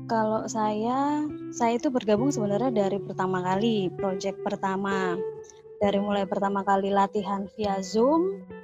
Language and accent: Indonesian; Jakarta, Indonesia; Saya dari Jakarta, parokinya di pinggiran Jakarta.